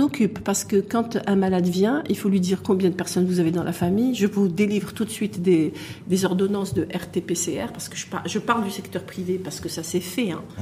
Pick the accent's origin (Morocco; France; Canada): Morocco; chez nous au Maroc